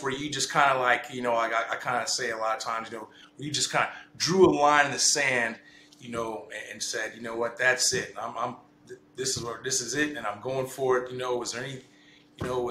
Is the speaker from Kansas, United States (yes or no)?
yes; Kansas, United States; how I grew up, you know, in Kansas